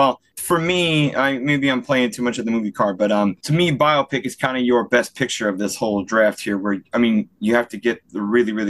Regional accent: Chicago, Illinois, United States; I'm an Irish Catholic kid from, you know, from the Chicago area.

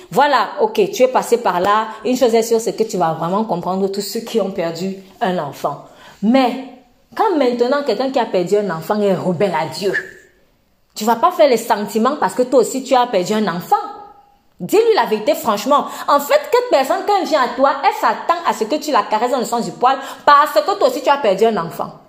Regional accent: Tunisia; Moi, peut-être, je suis tunisienne. Je prêche un message ferme à quelqu'un qui est français.

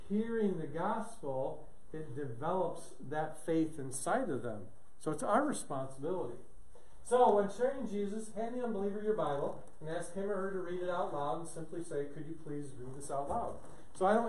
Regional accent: Omaha, Nebraska, United States; I'm from Omaha, but I teach in churches here in the States

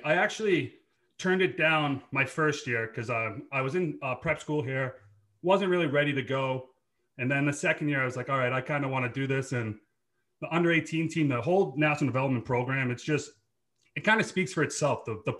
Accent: Boston, Massachusetts, United States; accent: Boston; growing up in Dorchester was awesome. Like, it's just it's an inner city kid playing lots of street hockey.

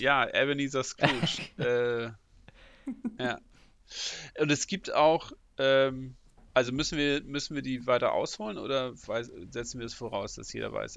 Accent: Northern Germany, Germany; ich als Norddeutscher

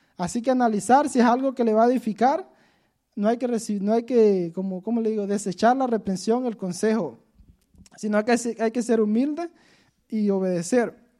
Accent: Honduras; moved away as an adult; yo me vine de Honduras

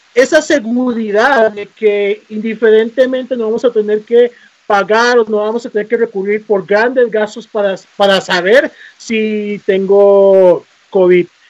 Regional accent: Costa Rica; nosotros como costarricenses

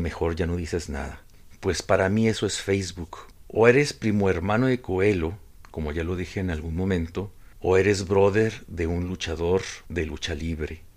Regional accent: Ciudad Juárez, Chihuahua, Mexico; soy de Juárez

